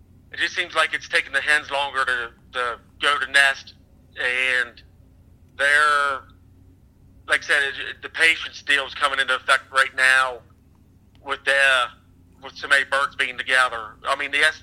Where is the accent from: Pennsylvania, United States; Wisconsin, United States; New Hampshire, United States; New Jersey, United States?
Pennsylvania, United States; Bedford; I'm from South Central. It's Bedford, Pennsylvania, and that's where I hunt at.